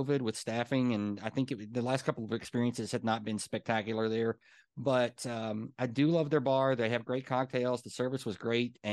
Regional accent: Hopkinsville, Kentucky, United States; now in Louisville, United States; my hometown down in Hopkinsville, Kentucky.

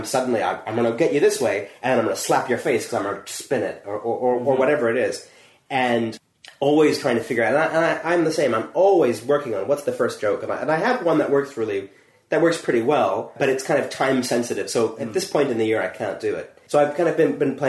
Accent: United States; accent: American; moved away as an adult; now in United Kingdom; I don't particularly sound like a lot of other Americans, but I do still sound American

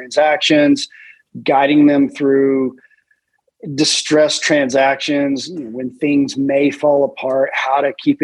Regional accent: Chattanooga, Tennessee, United States; also born or lived in Alabama / Washington, D.C.; Chattanooga, my hometown

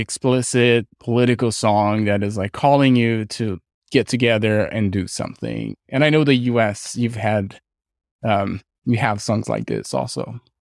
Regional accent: Brazil; now in California, United States; I'm from Brazil. We had a military dictatorship when I was growing up

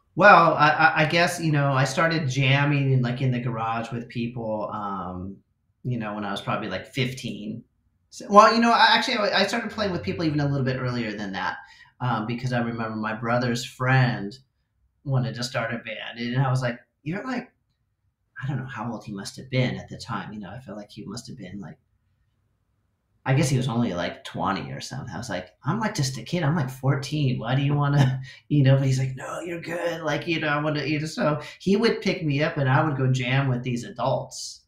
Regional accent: Southern California, United States; growing up in SoCal

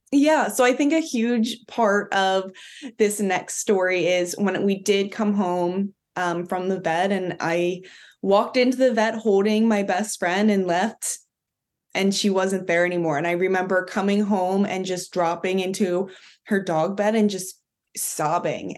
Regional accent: Philadelphia, Pennsylvania, United States; I'm from Philadelphia

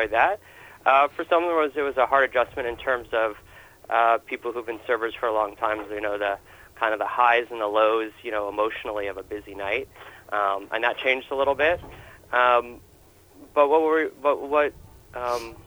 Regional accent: New York, United States; moved away as an adult; now in Portland, United States; Growing up in New York

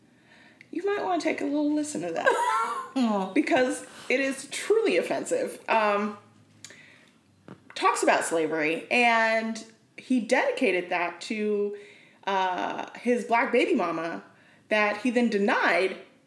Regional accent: Florida, United States; I'm from Florida.

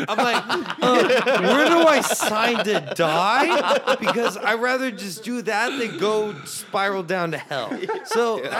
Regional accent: San Antonio, Texas, United States; I'm from San Antonio, Texas.

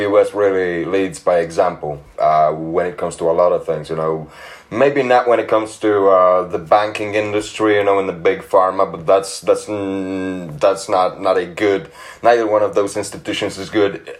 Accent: Poland; now in England, United Kingdom; I'm from Poland originally. I've been living in England for about 10 years now.

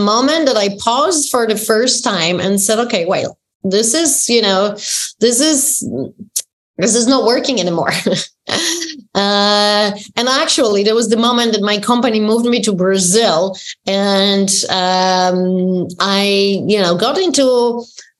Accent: Poland; moved away; growing up in Poland, in communist country

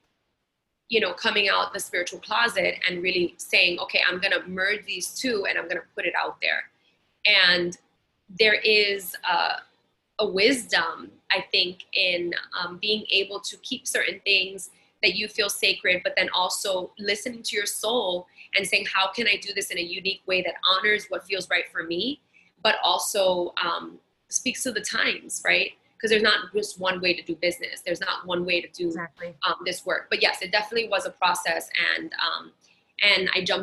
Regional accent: New York City, New York, United States; me in Brooklyn and Queens

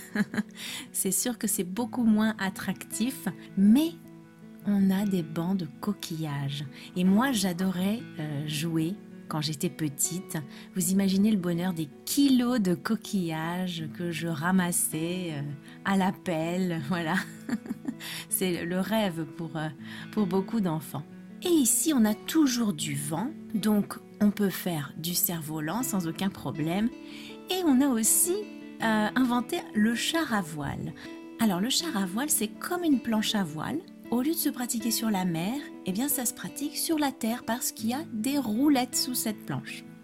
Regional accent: France; je suis française

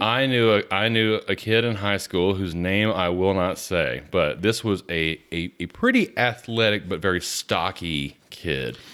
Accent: the South, United States; I'm from the South.

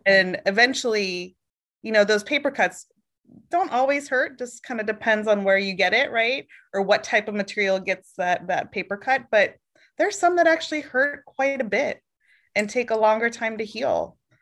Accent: Oregon, United States; moved away; also born or lived in Boston / Virginia; born in Boston, grew up in Oregon

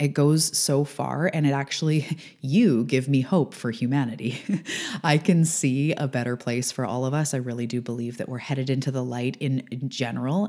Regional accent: Canada; I am a Canadian girl living on the west coast of Canada.

